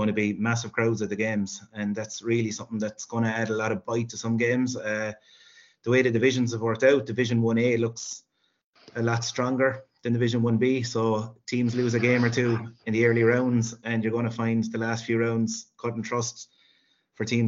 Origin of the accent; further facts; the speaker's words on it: Sixmilebridge, Munster, Ireland; moved away as an adult; now in Limerick, Ireland; I'm from Six Mile Bridge in Clare, and teaching inside Limerick. So I have been living in Limerick for, God, over 15 years now